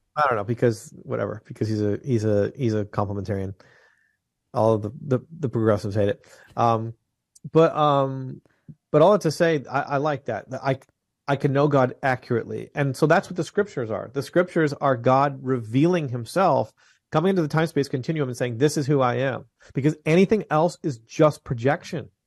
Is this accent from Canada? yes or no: yes; just outside of Toronto, Ontario, Canada; now in Franklin, Tennessee, United States; I was born in Canada. I'm just outside of Toronto in Ontario, the province of Ontario